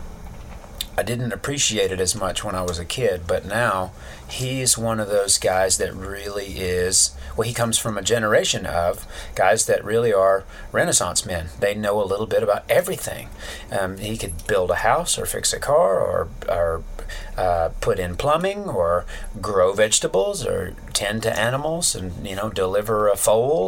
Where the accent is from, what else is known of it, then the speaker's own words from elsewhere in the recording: Eastern Alabama, United States; I was born in Eastern Alabama in 1974. It's a textile town.